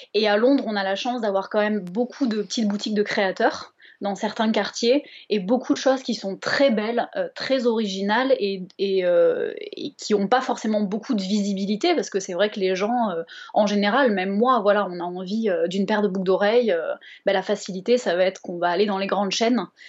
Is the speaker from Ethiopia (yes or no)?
no; Bordeaux, Nouvelle-Aquitaine, France; Je viens de Bordeaux